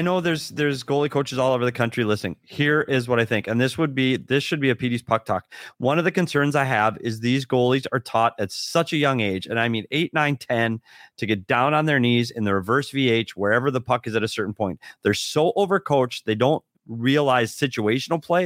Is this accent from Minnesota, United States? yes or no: yes; Minnesota, United States; It's my home state